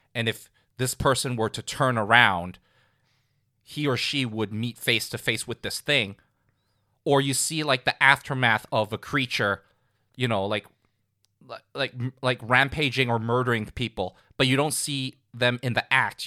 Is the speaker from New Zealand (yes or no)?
no; Hong Kong; growing up in Hong Kong